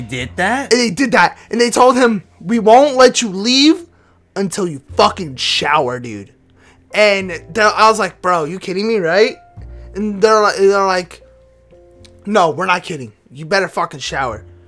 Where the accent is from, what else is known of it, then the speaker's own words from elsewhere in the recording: Texas, United States; we're both from Texas.